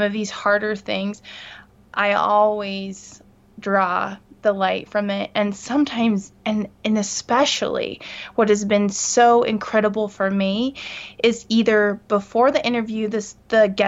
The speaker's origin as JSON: {"language": "English", "region": "California", "country": "United States", "moved": "yes", "lives_now": "Salt Lake Valley, United States", "said": "I'm from California. I'm ninth generation, so my blood and my heart beat there"}